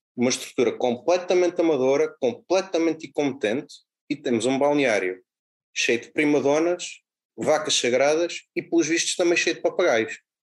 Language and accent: Portuguese; Alcanena, Santarém District, Portugal; also born or lived in Lumiar, Lisbon; now in Lisbon, Portugal; Eu sou natural de Alcanena, mas vivo no, no Lumiar